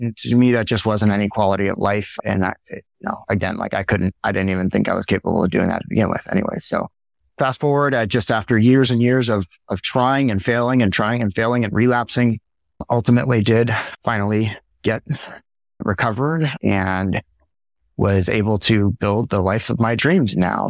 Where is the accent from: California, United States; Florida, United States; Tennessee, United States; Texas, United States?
Florida, United States; Miami; now in Maui, United States; I grew up in Miami, Florida